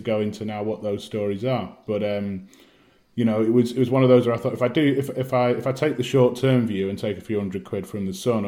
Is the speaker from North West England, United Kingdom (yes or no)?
yes; Manchester, North West England, United Kingdom; moved away as an adult; also born or lived in Sheffield; now in London, United Kingdom; I'm from Manchester originally, went to uni in Sheffield 2004